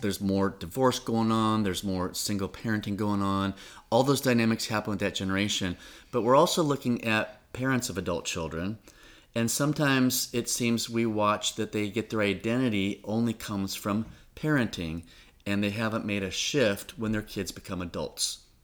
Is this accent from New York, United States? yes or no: no; Orange County, Southern California, United States; moved away as an adult; now in Suwanee, United States; I've grown up in Orange County all my life, out in Southern California.